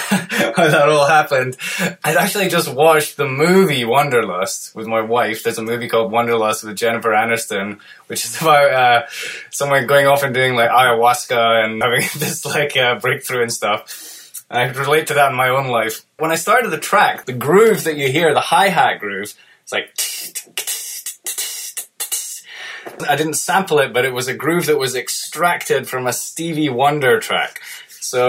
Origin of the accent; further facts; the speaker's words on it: United Kingdom; moved away as an adult; I was dying to, like, leave my home country of the UK and go and live abroad